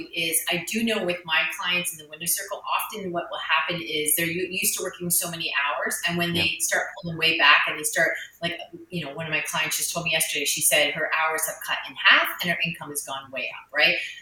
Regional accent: Canada; I'm Canadian.

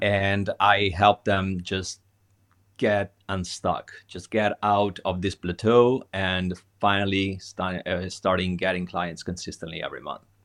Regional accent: Italy; being an Italian

